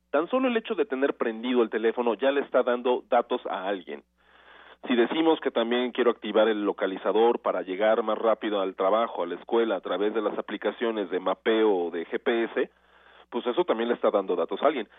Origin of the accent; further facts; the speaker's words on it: Mexico; nosotros como mexicanos